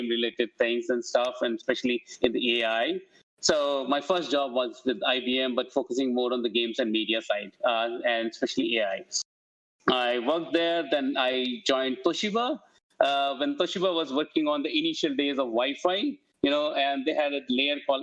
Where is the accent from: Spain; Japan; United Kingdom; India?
India; Rajasthan; moved away as an adult; also born or lived in Delhi; I come from India